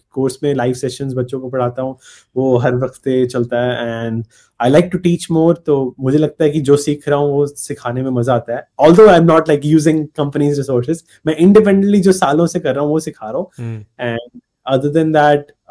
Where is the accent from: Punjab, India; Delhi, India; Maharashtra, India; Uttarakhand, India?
Punjab, India; मैं पंजाब से हूँ